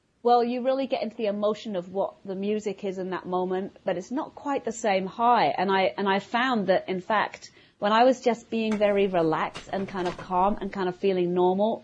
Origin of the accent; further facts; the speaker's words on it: London, United Kingdom; moved away as an adult; also born or lived in Vienna, Austria; now in New York, United States; I live, you know, just north of New York City now, but I'm from London, as everybody probably can hear from my accent